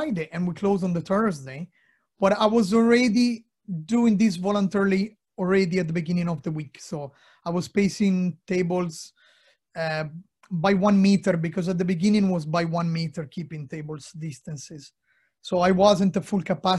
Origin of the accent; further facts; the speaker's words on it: Lombardy, Italy; English is a second language; now in Cork, Ireland; I'm Northern Italian. People know I'm from Lombardy.